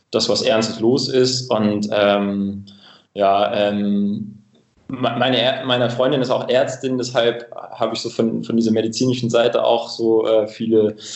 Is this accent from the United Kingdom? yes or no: yes; Cambridge, East of England, United Kingdom; German is a second language; moved away; Ähm, ich komme ursprünglich aus, äh, aus England, aus einer kleinen Stadt nördlich von London, Cambridge.